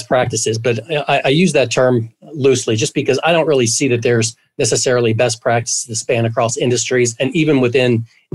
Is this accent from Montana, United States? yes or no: no; Baltimore, Maryland, United States; now in Kennesaw, United States; I grew up in Baltimore